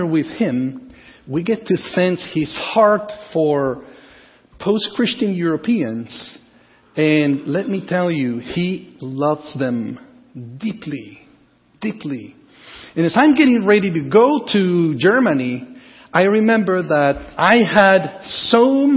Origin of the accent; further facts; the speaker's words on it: Guatemala; moved away as an adult; also born or lived in Costa Rica; I was born in Guatemala